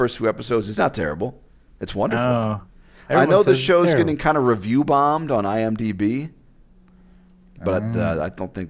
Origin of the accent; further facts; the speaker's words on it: Las Vegas, Nevada, United States; Hey, I'm from Vegas.